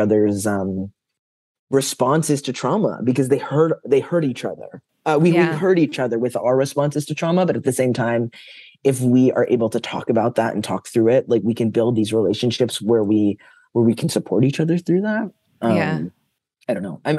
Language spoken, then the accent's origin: English; New York, United States; I'm a Jew from New York